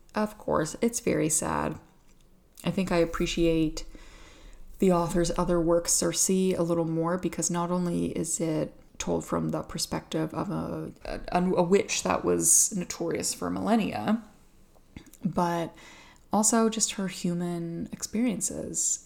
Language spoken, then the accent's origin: English; Atlantic Canada, Canada; I'm from Atlantic Canada